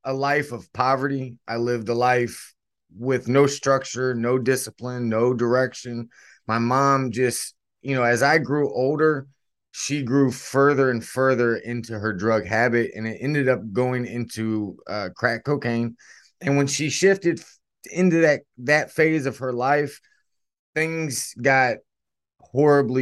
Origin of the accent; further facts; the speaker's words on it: Stuarts Draft, Virginia, United States; I was born in a very small town called Stuart Straft, Virginia. It's in the Shenandoah Valley